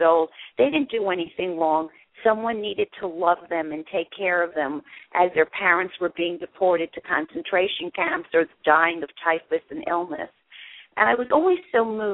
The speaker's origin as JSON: {"language": "English", "town": "New York City", "region": "New York", "country": "United States", "tie": "born or raised there", "also_born_or_lived": "Germany", "said": "raised in New York City. I actually was born in Europe, in Germany, after the war."}